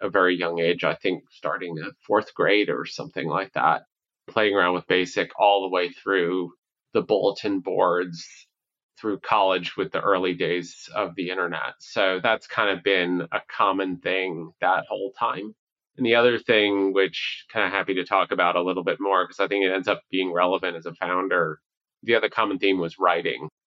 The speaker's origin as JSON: {"language": "English", "region": "New Hampshire", "country": "United States", "tie": "born or raised there", "also_born_or_lived": "New York City / Long Island", "said": "I was born in New York City, and I would say one attribute kind of growing up was just moving around a lot. We went from New York City to Long Island up to New Hampshire."}